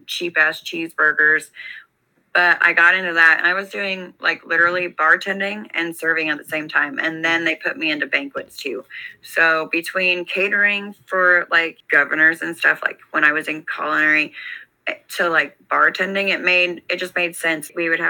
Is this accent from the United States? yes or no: yes; Idaho, United States; moved away; I'm originally from Idaho